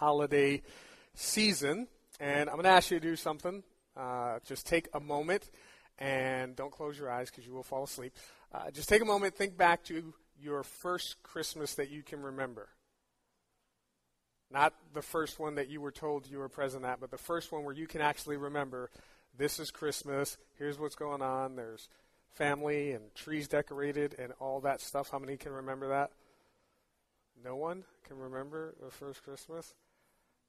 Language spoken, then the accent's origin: English; New York City, New York, United States; I grew up in New York City